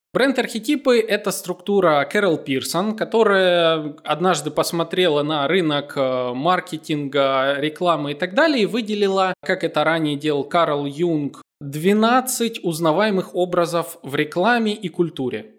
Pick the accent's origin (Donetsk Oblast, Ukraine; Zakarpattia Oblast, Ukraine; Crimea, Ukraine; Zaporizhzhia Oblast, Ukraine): Donetsk Oblast, Ukraine; Donetsk; moved away; как украинец, э, я родом из Донецка